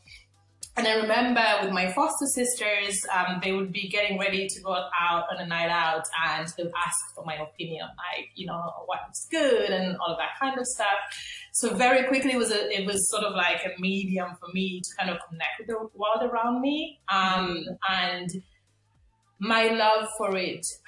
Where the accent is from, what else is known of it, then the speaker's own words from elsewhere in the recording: Limerick, Munster, Ireland; I'm from Limerick, Ireland